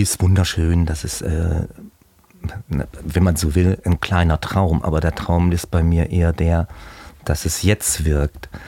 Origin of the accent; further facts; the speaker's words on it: Leingarten, Baden-Württemberg, Germany; moved away as an adult; now in Hamburg, Germany; komme aus Heilbronn am Neckar, aus einem kleinen Dorf genau davor, sieben Kilometer. Das heißt, hieß früher Großgarter, jetzt heißt es Leingarten.